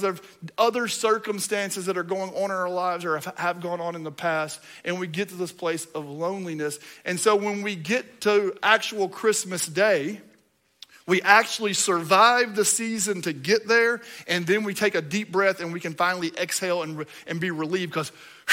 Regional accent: Kentucky, United States; I'm from Kentucky.

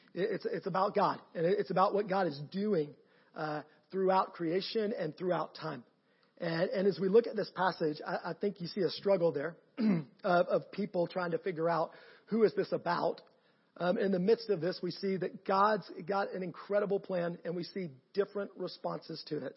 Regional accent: Canton, Georgia, United States; I am from Canton, Georgia, just north of here

